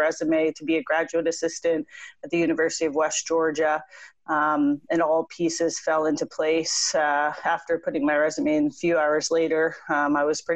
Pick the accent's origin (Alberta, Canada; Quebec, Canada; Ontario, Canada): Ontario, Canada; Windsor; moved away as an adult; also born or lived in South Carolina; I grew up in Windsor, Ontario